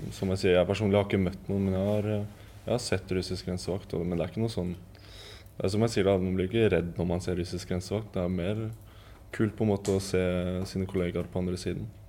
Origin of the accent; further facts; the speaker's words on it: Eastern Norway, Norway; moved away as an adult; som østlending